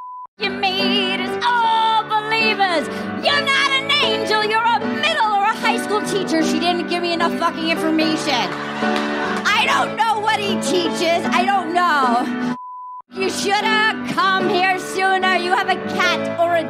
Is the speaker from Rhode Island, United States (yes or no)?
yes; Little Compton, Rhode Island, United States; I'm from Little Compton, Rhode Island.